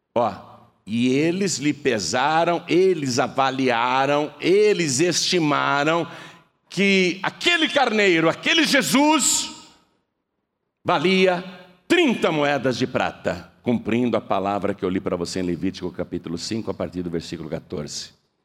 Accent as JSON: {"language": "Portuguese", "country": "Brazil", "said": "eu sou brasileiro"}